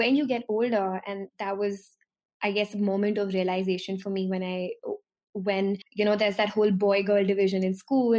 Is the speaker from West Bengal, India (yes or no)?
no; Delhi, India; I'm from Delhi, which is a city in India, and Delhi is a part of North India.